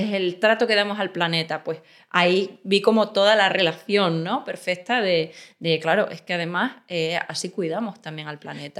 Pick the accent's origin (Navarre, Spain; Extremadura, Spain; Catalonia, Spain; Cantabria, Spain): Extremadura, Spain; moved away as an adult; also born or lived in Seville; now in Madrid, Spain; Nací en Sevilla, pero me crié en Extremadura y, he vivido ahí casi siempre